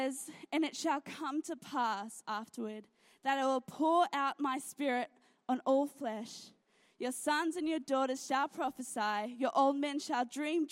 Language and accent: English; Gold Coast, Queensland, Australia; also born or lived in Sydney; I've moved around a lot in my life. I was born in Sydney, moved to the Gold Coast, and then my parents sort of changed jobs a lot, and so we moved all around the Gold Coast